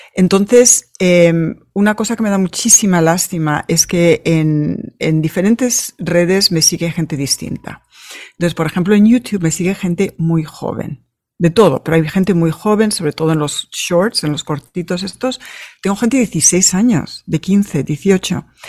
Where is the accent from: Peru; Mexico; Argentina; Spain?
Spain; Madrid, Community of Madrid; now in United States; Yo nací en Madrid